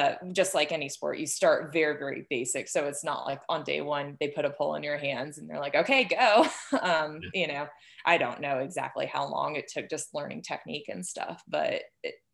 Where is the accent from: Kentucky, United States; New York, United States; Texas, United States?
Texas, United States; Houston; moved away as an adult; also born or lived in Gunnison, Colorado; now in Tucson, United States; I was born and raised in Houston.